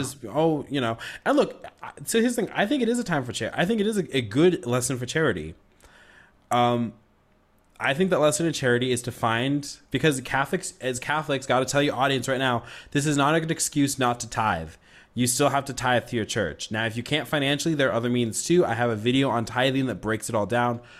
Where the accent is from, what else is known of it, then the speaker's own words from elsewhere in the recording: United States; I love being an American